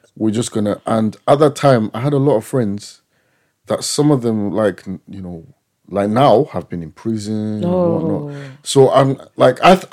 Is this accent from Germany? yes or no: no; Manchester, North West England, United Kingdom; also born or lived in Zimbabwe; when I grew up, a lot of, I lived near Moss Side